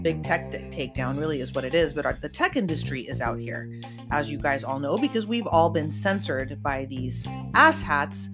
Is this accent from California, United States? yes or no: yes; Santa Cruz, California, United States; also born or lived in Lake Tahoe; now in Los Angeles County, United States; I'm originally from Santa Cruz, California. I grew up in a sunny surfer town, born and raised in California.